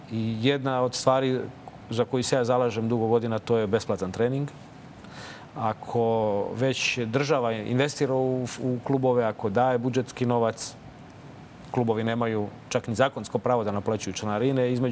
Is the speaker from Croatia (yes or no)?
no; Čačak, Moravica District, Serbia; Naročito u tom kraju odakle ja dolazim. Ja sam rođen u Čačku